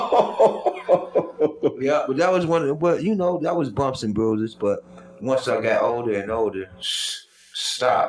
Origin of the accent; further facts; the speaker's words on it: Detroit, Michigan, United States; now in Las Vegas, United States; I'm born and raised in Detroit, but second home Vegas